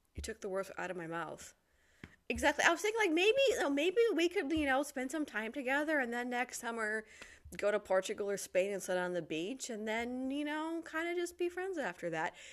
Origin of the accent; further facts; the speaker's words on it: Detroit, Michigan, United States; moved away as an adult; now in Poland; I am originally from the Detroit area, and I've got a YouTube channel, …